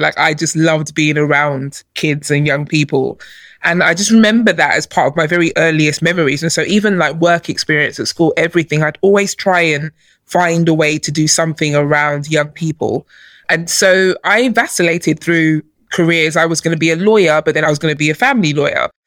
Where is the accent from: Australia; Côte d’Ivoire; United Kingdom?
United Kingdom; London; also born or lived in Nigeria; I grew up in London. I was born in Nigeria, but I came here as a baby, and I, I you know, I grew up here